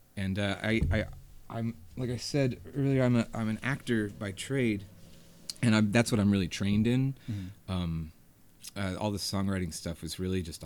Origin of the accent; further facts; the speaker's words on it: Hendersonville, North Carolina, United States; now in Asheville, United States; I grew up in Hendersonville, North Carolina, and came to Asheville often